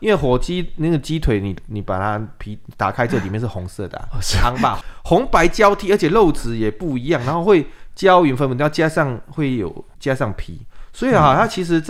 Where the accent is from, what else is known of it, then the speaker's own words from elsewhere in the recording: Minxiong, Chiayi County, Taiwan; first language Taiwanese Hokkien; Chinese is a second language; moved away as an adult; also born or lived in Kaohsiung / Taipei; 因为就是从小住嘉义嘛，我是民雄嘛，